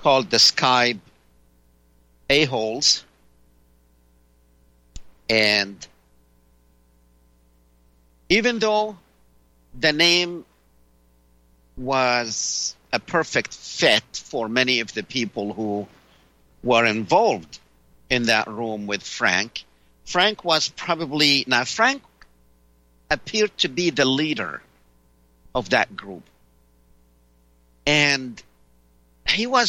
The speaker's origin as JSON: {"language": "English", "country": "Palestine", "moved": "yes", "lives_now": "United States", "said": "I am originally from Palestine."}